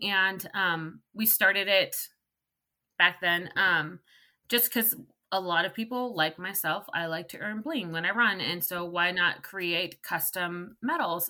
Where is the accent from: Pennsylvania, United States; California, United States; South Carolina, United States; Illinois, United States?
California, United States; I'm from California